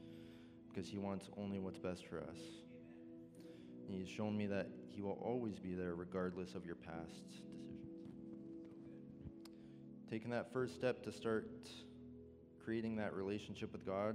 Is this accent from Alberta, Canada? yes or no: yes; Edmonton, Alberta, Canada; now in Morinville, Canada; I grew up in Edmonton